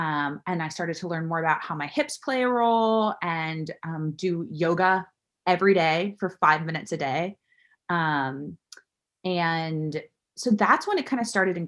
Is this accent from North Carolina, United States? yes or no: no; Florida, United States; South Florida.